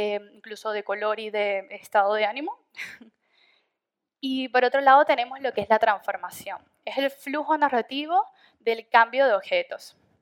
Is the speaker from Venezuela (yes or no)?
yes; Venezuela; moved away as an adult; now in Madrid, Spain; soy de Venezuela, llevo alrededor de ya cuatro años aquí en Madrid